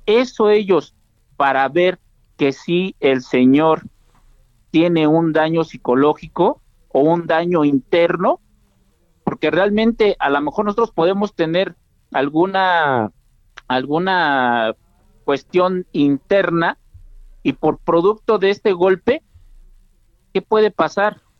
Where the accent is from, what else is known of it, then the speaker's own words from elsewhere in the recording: Mexico; como mexicanos